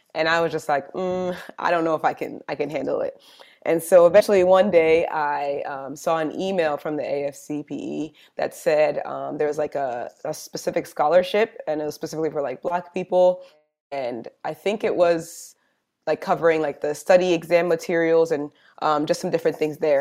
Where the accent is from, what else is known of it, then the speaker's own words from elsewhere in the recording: New Jersey, United States; moved away as an adult; also born or lived in Georgia; I'm originally from New Jersey